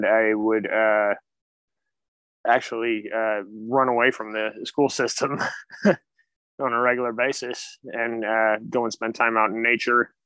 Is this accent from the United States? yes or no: yes; Sonoma, California, United States; I grew up in Sonoma, California